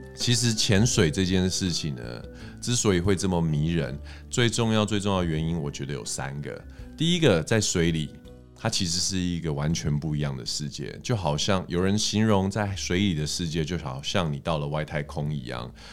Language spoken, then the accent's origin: Chinese; Taiwan; 我们台湾人